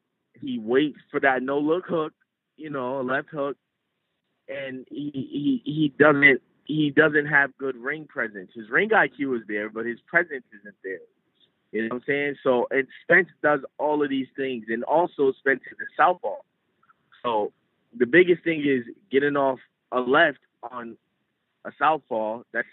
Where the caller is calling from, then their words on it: Connecticut, United States; I'm calling from Connecticut.